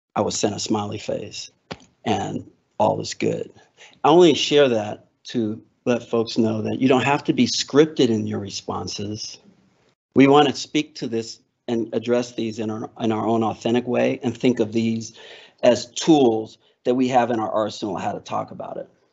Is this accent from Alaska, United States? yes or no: yes; Alaska, United States; I'm from Alaska. So we talk mosquitoes